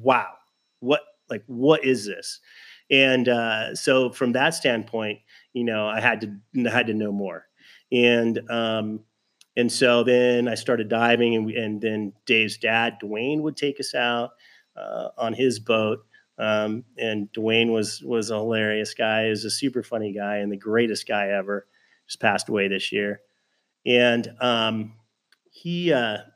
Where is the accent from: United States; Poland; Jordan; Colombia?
United States; Southern California; also born or lived in Fullerton / Norco; like everybody in Southern California, growing up in Southern California, we used to go to the ocean